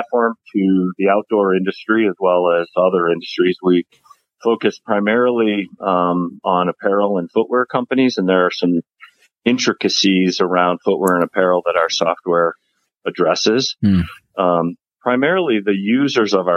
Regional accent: Midwest, United States; I'm from the Midwest originally, and my family did a lot of camping when I was younger

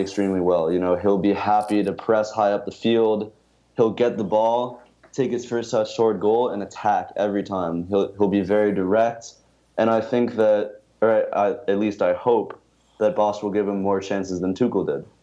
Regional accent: United States; as an American

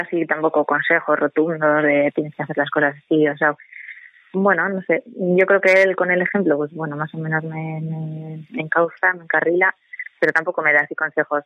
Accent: Murguía, Basque Country, Spain; yo no soy exactamente de Vitoria, sino que soy de Murguía y aquí hay un entorno pues del parque natural

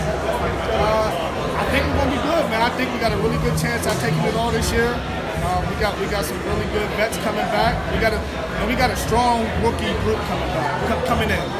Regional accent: Pittsburgh, Pennsylvania, United States; I'm from PA, I'm from Pittsburgh

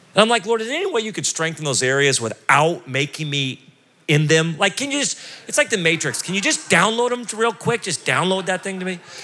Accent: United States; as an American

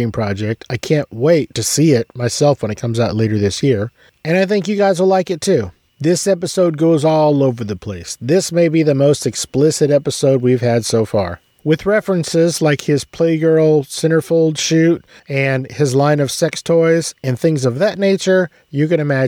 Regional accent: San Antonio, Texas, United States; I'm from San Antonio

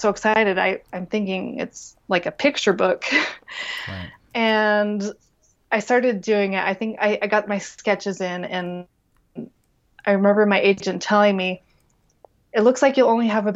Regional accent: Taylorsville, Utah, United States; I grew up in Taylorsville, Utah

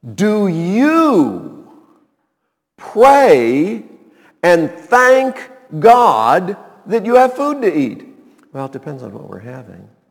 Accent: Montreat, North Carolina, United States; When I was a kid growing up in Montreat

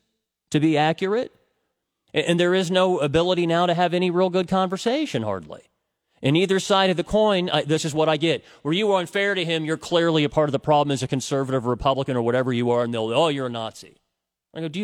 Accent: United States; also born or lived in Cincinnati, Ohio; I'm an American

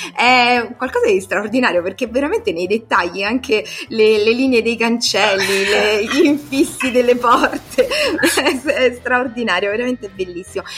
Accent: Rome, Lazio, Italy; per noi, soprattutto romani

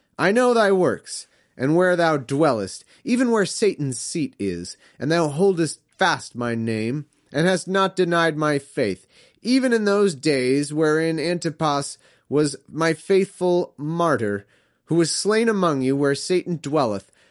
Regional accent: United States; as an American

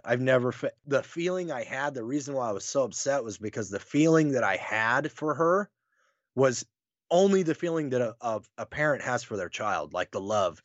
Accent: Wyoming, United States; also born or lived in North Carolina; now in Nebraska, United States; I'm a Wyoming guy. Like, I grew up there. I was born in North Carolina

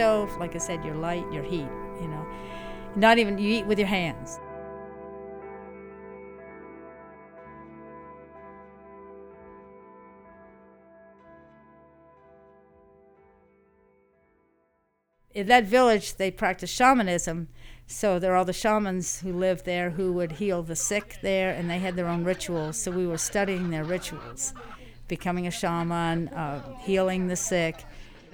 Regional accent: Louisville, Kentucky, United States; also born or lived in Fort Wayne, Indiana / Virginia; now in Louisiana, United States; I was born in Fort Wayne, Indiana, but I only spent a year there. Basically grew up in Louisville, Kentucky. That's what I would relate to as home.

